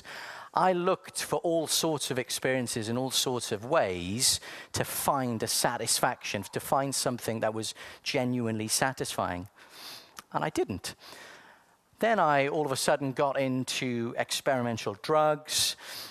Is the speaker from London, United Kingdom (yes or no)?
no; South Wales, United Kingdom; I was born in sunny South Wales.